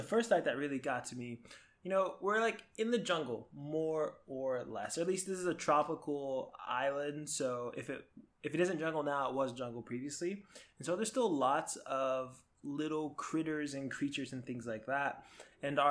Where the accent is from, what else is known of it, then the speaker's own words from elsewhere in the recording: Florida, United States; moved away; I grew up in Florida, where a similar climate